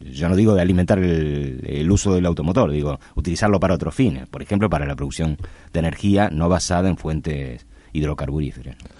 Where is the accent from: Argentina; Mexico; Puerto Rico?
Argentina; Nosotros somos, el, Argentina